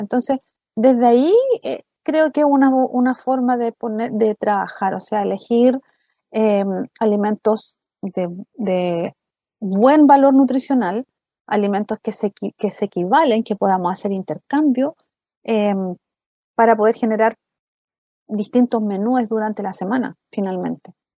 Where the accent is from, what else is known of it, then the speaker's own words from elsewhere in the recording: Chile; nosotros como chilenos